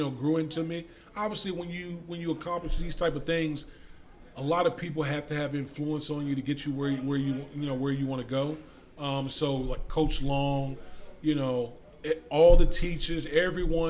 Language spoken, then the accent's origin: English; Beaverdam, Virginia, United States; I grew up out in the country. I grew up in Beaverdam.